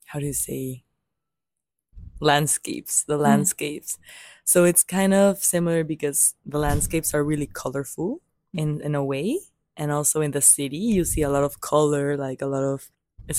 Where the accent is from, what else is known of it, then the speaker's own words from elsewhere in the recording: Mexico City, Mexico; moved away; I was born in Mexico City. Born and raised there